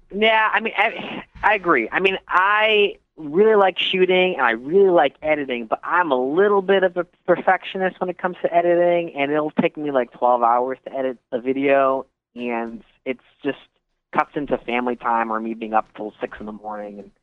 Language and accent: English; Connecticut, United States; moved away as an adult; also born or lived in White Plains area, New York; now in Queens, New York, United States; I'm from Connecticut originally